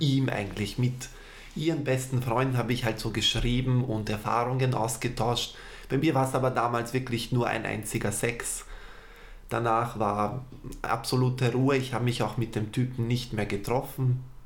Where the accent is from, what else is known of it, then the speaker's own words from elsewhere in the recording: Vienna, Austria; Ich bin in Wien geboren und aufgewachsen, habe Wurzeln aus dem Balkan.